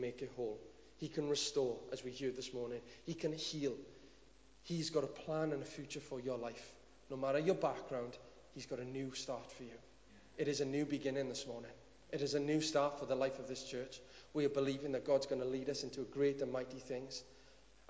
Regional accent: Cwm Dhu, Wales, United Kingdom; I'm just from Cwm Dhu.

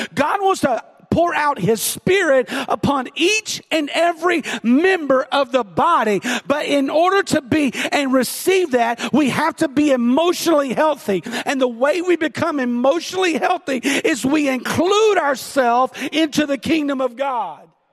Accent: the South, United States; I'm from the South

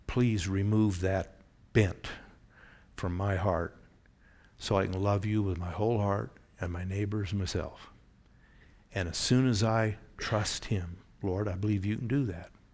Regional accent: Oregon, United States; Growing up in Oregon, the beaches had a lot of undertow.

